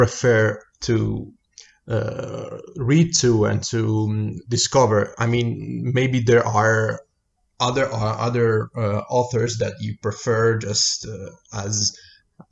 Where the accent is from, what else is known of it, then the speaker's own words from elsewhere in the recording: Italy; English is a second language; We're Italian, and we, as Italian, do two things. We talk English poorly